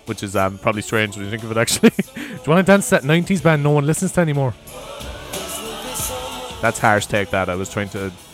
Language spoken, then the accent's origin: English; Cork, Munster, Ireland; I suppose I'm from Cork.